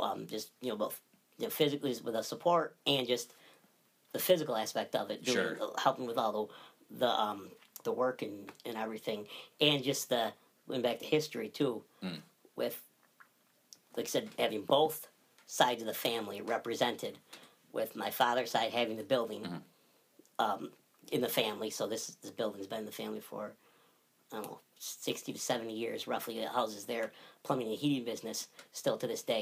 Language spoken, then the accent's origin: English; Barneveld, New York, United States; I was born in Barneville.